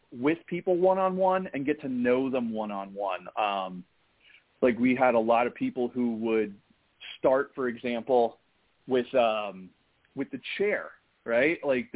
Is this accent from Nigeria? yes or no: no; Ireland; being an Irishman.